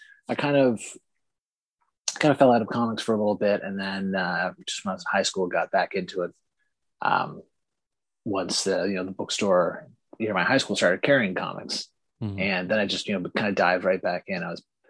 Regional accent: Canada; Obviously, it's like not just because I'm Canadian

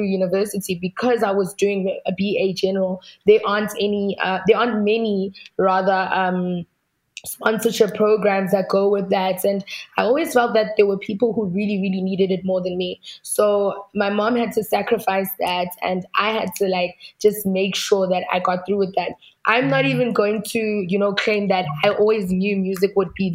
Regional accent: South Africa; where I come from

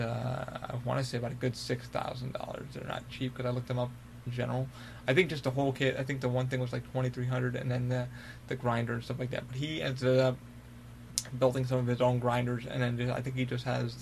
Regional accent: Albany, New York, United States; I'm from Albany, New York

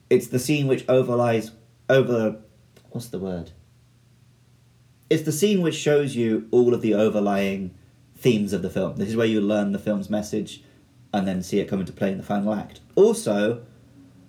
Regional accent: United Kingdom; moved away as an adult; now in Japan

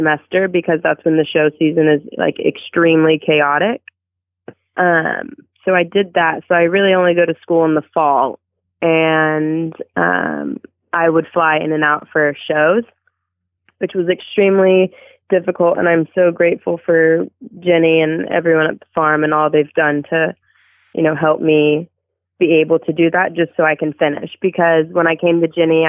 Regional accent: Azle, Texas, United States; I was born in Azle, Texas, which is maybe 15 minutes outside of Fort

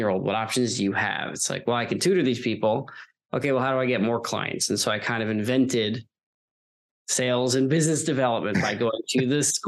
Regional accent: Long Island, New York, United States; I'm from Long Island originally.

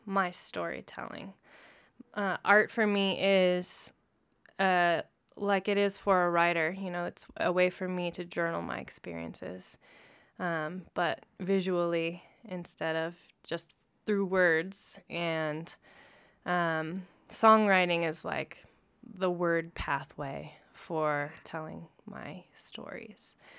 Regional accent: Lawrence, Kansas, United States; now in Denver, United States; I actually grew up in Lawrence, Kansas, where my three other siblings were also born.

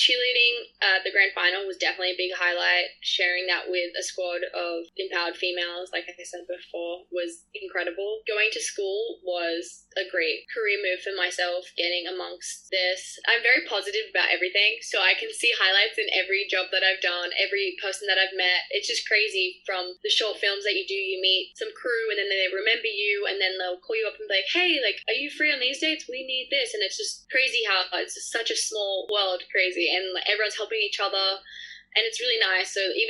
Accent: Australia; It's just so hard, especially because I'm Australian and have the visa.

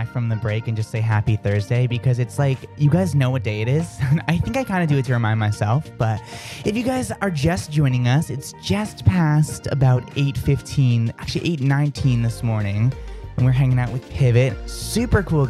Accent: outside of Boston, Massachusetts, United States; I come from, like, outside of Boston, so saying all those R's is so weird for me.

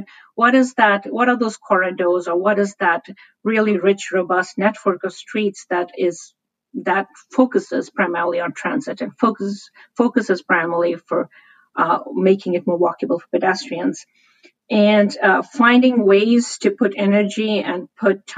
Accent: Shimla, Himachal Pradesh, India; now in San Francisco, United States; I come from India, and the city I grew up in is Shimla, which used to be the summer capital of the British Raj

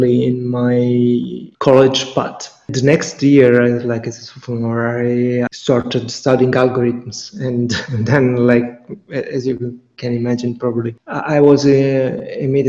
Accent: near Catania, Sicily, Italy; moved away; I chose to move to Catania, which is one of the biggest towns, one of the biggest cities in Sicily, but close to my hometown

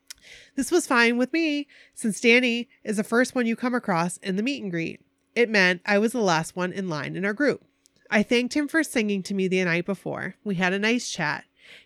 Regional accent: Maine, United States; John, I'm from Maine. I was the fisherman.

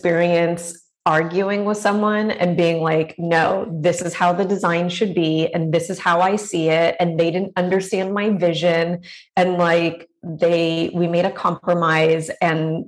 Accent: Los Angeles, California, United States; accent: Valley; I grew up in the San Fernando Valley

